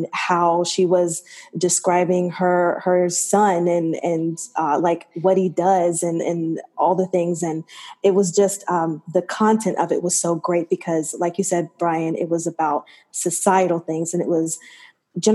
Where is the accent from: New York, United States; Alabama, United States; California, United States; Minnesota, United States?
Alabama, United States; I'm from Alabama